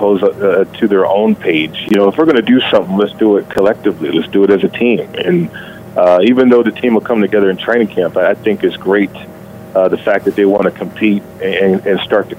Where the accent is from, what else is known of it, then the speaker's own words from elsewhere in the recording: Las Vegas, Nevada, United States; I'm from Vegas